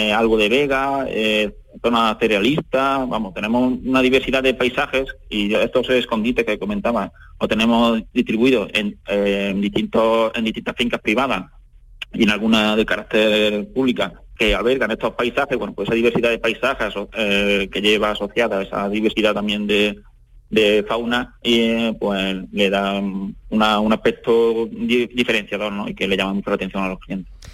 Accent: Adamuz, Andalusia, Spain; mi entorno, de aquí de mi pueblo, de Alamuz

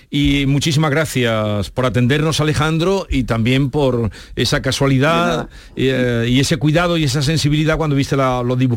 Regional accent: Villanueva de Córdoba, Andalusia, Spain; en Villanueva de Córdoba, o sea, mi pueblo.

